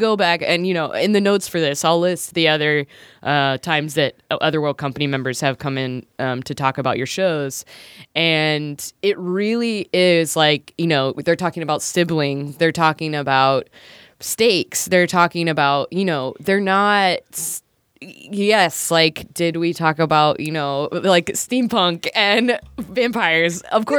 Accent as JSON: {"language": "English", "town": "Lancaster", "region": "South Carolina", "country": "United States", "said": "I'm from Lancaster, South Carolina, and I've still never, like, put that two and two together."}